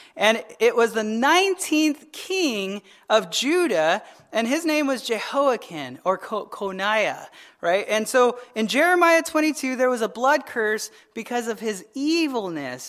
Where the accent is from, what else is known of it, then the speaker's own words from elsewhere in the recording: Arizona, United States; I'm from Arizona.